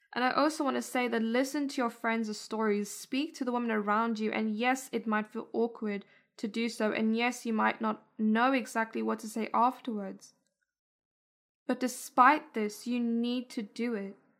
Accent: South Africa; moved away; I was born and raised in South Africa

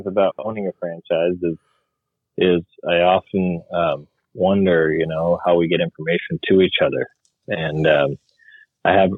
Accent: Midwest, United States; moved away as an adult; also born or lived in Michigan; now in Portland, United States; I'm from the Midwest.

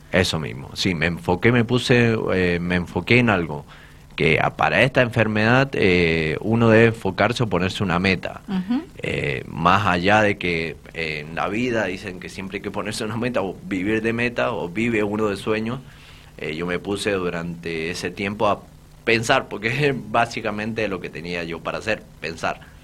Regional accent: Polucina, Mendoza, Argentina; soy de Polucina, soy de una familia muy humilde, soy de los monobloc

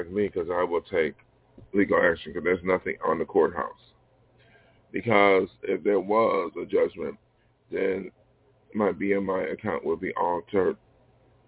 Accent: Western New York, United States; moved away; my hometown, Western New York

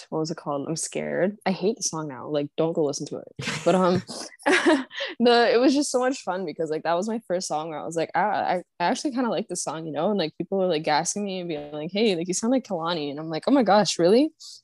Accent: Ontario, Canada; I'm from Ontario, Canada. Like, I'm gonna say I'm like near Toronto because it's not usually, people don't usually know where I'm actually from.

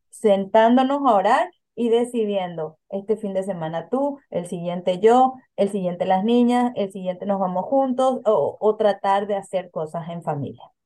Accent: Paraguay; moved away as an adult; now in Philadelphia, United States; en mi país de origen, yo soy de Paraguay

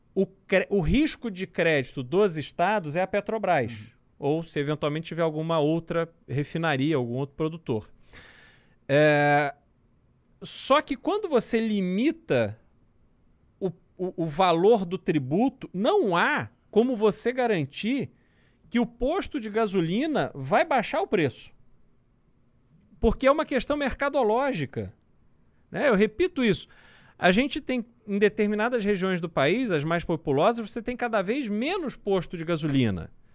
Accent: Brazil; como brasileiro

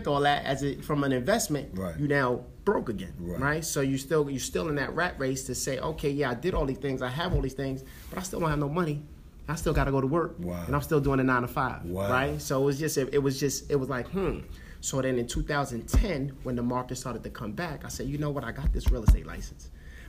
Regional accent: New York City, New York, United States; I'm from the Bronx, New York

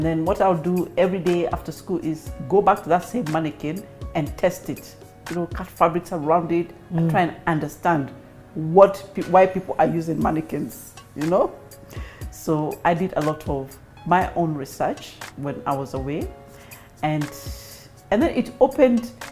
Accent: Kenya; moved away as an adult; also born or lived in London; being a Kenyan

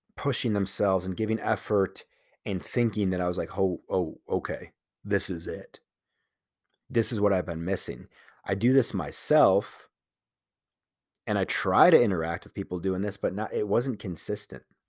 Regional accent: Chicago, Illinois, United States; moved away as an adult; it's for sure, for sure a Chicago thing where you identify with the city.

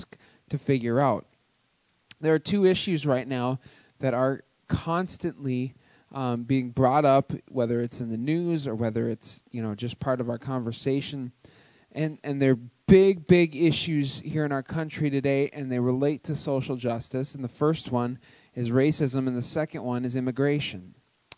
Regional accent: Cloquet, Minnesota, United States; now in Twin Cities, United States; I grew up in Cloquet, Minnesota

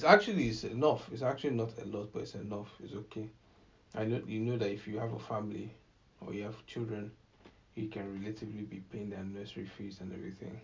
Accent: Nigeria; as a Nigerian

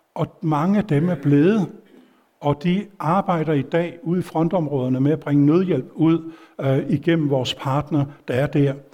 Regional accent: Denmark; jeg var dansker

